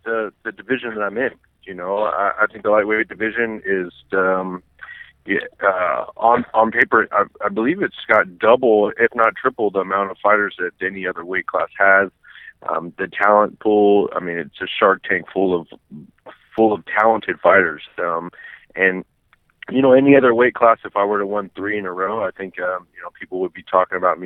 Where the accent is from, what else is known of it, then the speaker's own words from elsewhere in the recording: Sacramento, California, United States; my hometown